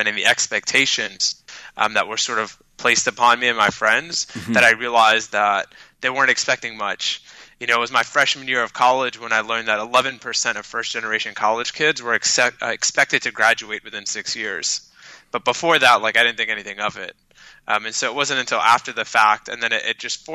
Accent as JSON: {"language": "English", "town": "New York City", "region": "New York", "country": "United States", "tie": "born or raised there", "first_language": "Arabic", "second_language": "English", "said": "I was raised by a single mother on government aid, went through some of New York City's most struggling public schools"}